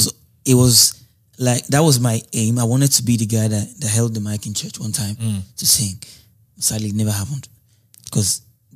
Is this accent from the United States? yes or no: no; Lagos, Nigeria; Lagos, Ifeako Ajayi.